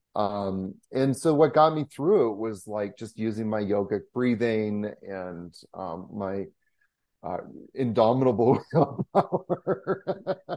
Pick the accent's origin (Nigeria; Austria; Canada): Canada; being a Canadian